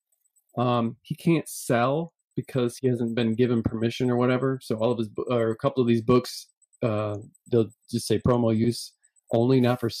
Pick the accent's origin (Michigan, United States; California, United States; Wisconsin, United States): Michigan, United States; we're from Michigan